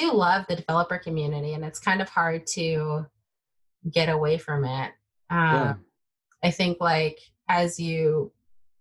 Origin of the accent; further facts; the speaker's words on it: Bay Area, Silicon Valley, California, United States; first language Taiwanese Hokkien; English is a second language; I grew up in the Bay Area, Silicon Valley